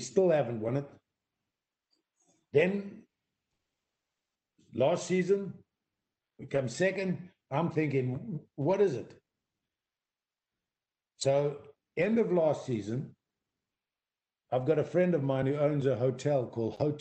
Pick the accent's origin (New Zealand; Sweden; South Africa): South Africa; moved away as an adult; also born or lived in Durban / Vancouver / Liverpool; I was on a South African passport